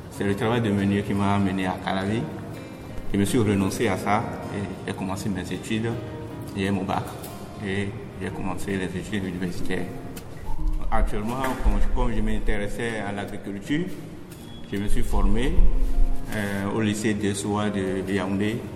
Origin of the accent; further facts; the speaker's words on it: Aplahoué, Kouffo, Benin; Moi, je suis natif de Koufo, à Plahoué